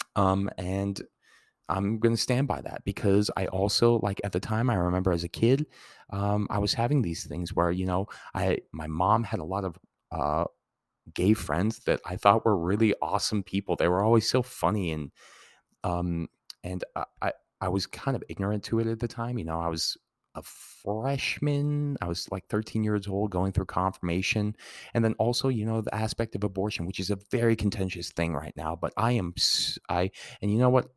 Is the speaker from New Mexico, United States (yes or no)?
yes; Santa Fe, New Mexico, United States; as a kid, you know, growing up in Santa Fe